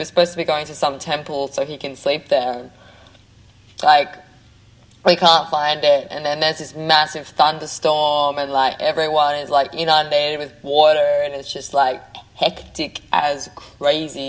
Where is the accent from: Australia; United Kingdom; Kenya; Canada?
Australia; I'm Australian